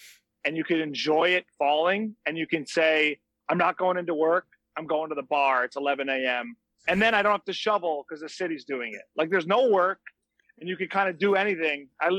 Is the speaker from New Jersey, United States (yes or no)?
yes; Hillsdale, New Jersey, United States; moved away as an adult; also born or lived in New York City; now in California, United States; I'm from a town called Hillsdale, right by Paramus, not too far from the George Washington Bridge.